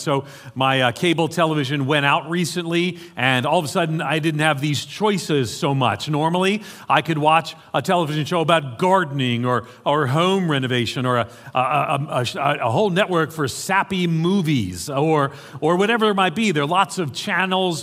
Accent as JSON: {"language": "English", "town": "New York City", "region": "New York", "country": "United States", "tie": "born or raised there", "accent": "American", "moved": "yes", "said": "I grew up in, uh, in New York City."}